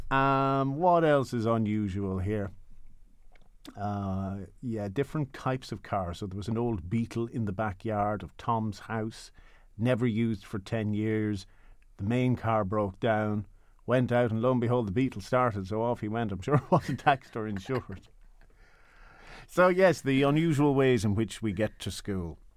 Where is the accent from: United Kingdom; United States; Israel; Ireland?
Ireland; Leinster; this happened all the time when I was growing up in County Meath.